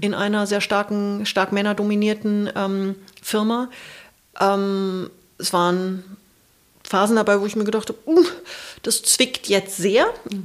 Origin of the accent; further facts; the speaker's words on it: Munich, Bavaria, Germany; moved away as an adult; also born or lived in New Zealand / Asia; als Münchner Kindle